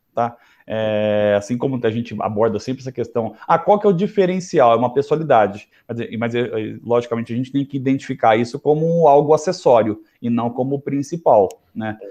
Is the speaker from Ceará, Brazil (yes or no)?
no; interior of São Paulo, Brazil; accent: interior (caipira); pelo meu sotaque, que é fácil identificar que eu sou um cara do interior, sou do interior de São Paulo